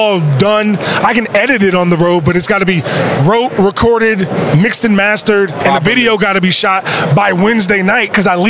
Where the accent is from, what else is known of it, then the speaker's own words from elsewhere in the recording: Pioneer City, Maryland, United States; Where I'm from, G-shit, let's keep it real. I'm from Pioneer City.